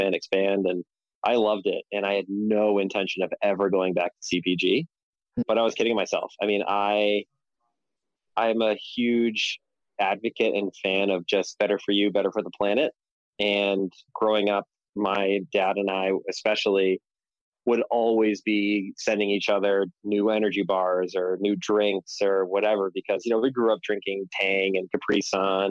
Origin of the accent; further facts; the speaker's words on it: Boston, Massachusetts, United States; growing up in Boston, I caddied a lot